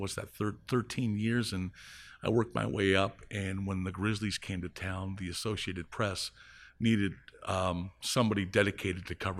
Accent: Windsor, Ontario, Canada; also born or lived in Toronto; I was born in Toronto, but I grew up in Windsor, Ontario, across from Motor City. So I'm pretty much, the way, growing up in Windsor is like, you're always focused towards Detroit. So, you know, I was really half American

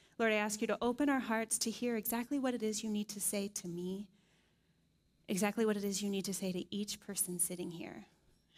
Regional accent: Dayton, Ohio, United States; moved away; They're actually in my hometown, Dayton, Ohio, this week

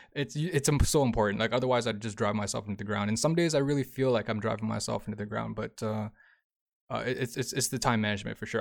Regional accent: Toronto, Ontario, Canada; moved away as an adult; I'm from Toronto

